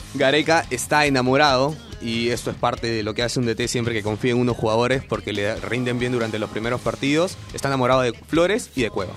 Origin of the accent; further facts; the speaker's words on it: Peru; somos peruanos